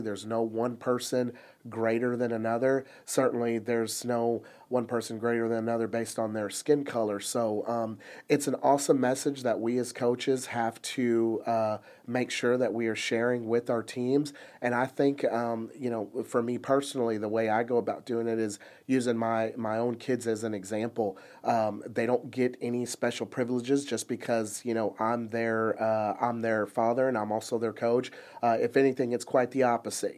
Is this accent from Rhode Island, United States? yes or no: no; Plano, Texas, United States; growing up in Plano